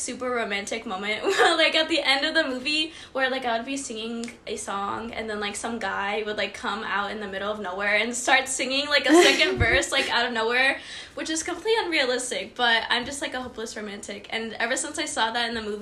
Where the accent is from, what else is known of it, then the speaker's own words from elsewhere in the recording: Houston, Texas, United States; I am from Houston, Texas.